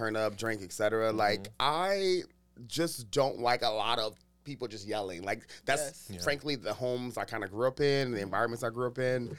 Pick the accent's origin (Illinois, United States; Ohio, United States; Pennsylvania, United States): Ohio, United States; Youngstown; moved away; also born or lived in Dayton, Ohio / Washington, D.C.; I grew up in Youngstown, Ohio, eventually moved to Dayton, Ohio. So I live both in the north and the southern parts of Ohio, which is really black as hell.